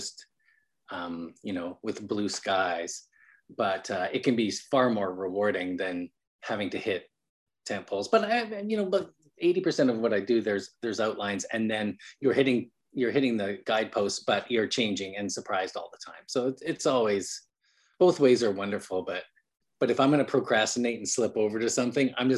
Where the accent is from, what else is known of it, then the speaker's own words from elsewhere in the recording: Calgary, Alberta, Canada; moved away as an adult; also born or lived in Vancouver, Canada; now in United States; And I'm from Calgary, Alberta, Canada.